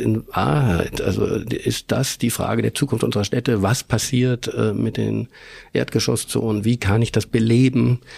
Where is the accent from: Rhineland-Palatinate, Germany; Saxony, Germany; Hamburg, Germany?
Hamburg, Germany; moved away as an adult; now in Vienna, Austria; bin ich zwar in Hamburg aufgewachsen, also geboren und aufgewachsen, aber ich habe einen ungarischen Vater